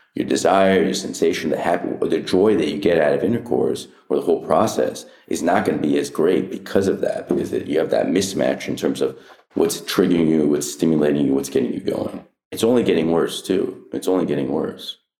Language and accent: English; Anaheim, California, United States; I grew up in Anna, Anaheim Hills